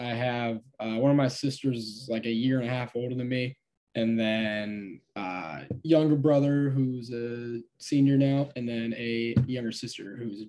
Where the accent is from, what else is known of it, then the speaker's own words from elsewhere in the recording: Stillwater, Minnesota, United States; All right, so it is like 30 minutes east of Minneapolis, and it's right on the Wisconsin-Minnesota border.